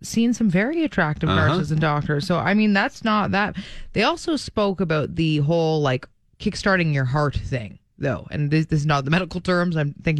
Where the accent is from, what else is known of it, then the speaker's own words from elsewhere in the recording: Toronto, Ontario, Canada; moved away as an adult; now in Canadian Prairies; growing up in Toronto